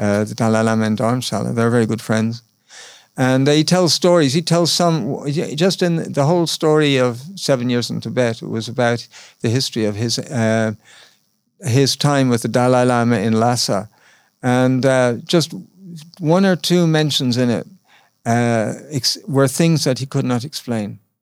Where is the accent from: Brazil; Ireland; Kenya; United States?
Ireland; moved away as an adult; I'm just from Ireland